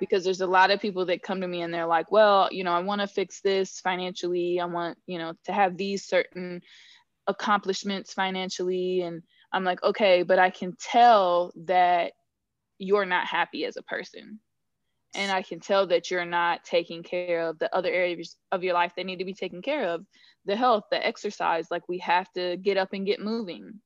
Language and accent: English; Northern California, United States; born or raised there; moved away; also born or lived in Georgia